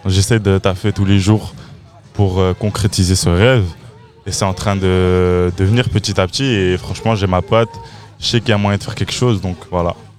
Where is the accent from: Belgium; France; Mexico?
Belgium; Waterloo, Wallonia; je viens, suis toujours, enfin, je viens d'ici. Le 14, je représenterai toujours.